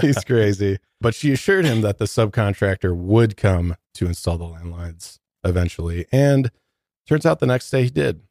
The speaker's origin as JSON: {"language": "English", "town": "Detroit", "region": "Michigan", "country": "United States", "moved": "yes", "lives_now": "Denver, United States", "said": "I'm from Detroit"}